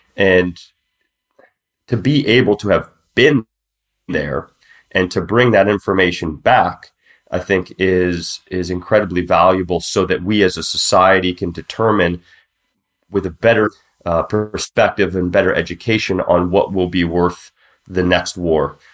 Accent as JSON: {"language": "English", "country": "United States", "moved": "yes", "lives_now": "Mexico", "said": "I was the token American there"}